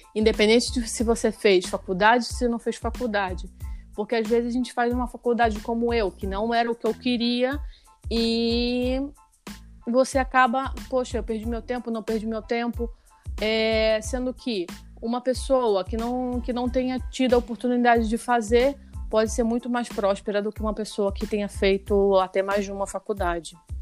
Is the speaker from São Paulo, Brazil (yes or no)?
no; Rio de Janeiro, Brazil; moved away as an adult; now in Spain; eu sou do Rio e tenho quatro anos morando na Espanha